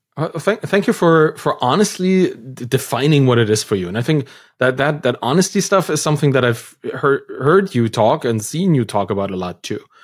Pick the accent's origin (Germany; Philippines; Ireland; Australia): Germany; moved away; I come from Germany, a pretty, you know, bureaucratic system, and school was just the same